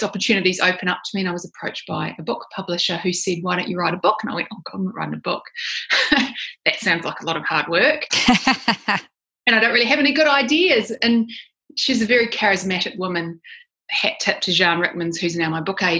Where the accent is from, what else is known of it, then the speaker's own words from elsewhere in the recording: New Zealand; moved away as an adult; now in Sydney, Australia; I'm a New Zealander. I grew up in New Zealand. I've lived in Sydney, Australia for about 20 years